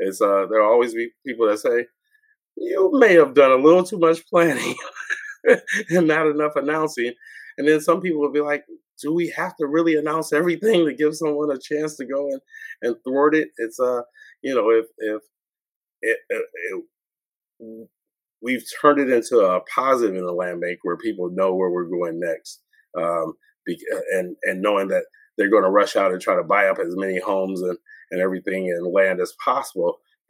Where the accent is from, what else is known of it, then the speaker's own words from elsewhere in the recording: Detroit, Michigan, United States; And people say, where are you from? Oh, I'm from Detroit. And so it's I always had an expectation of coming back. I always felt like Detroit is an amazing city.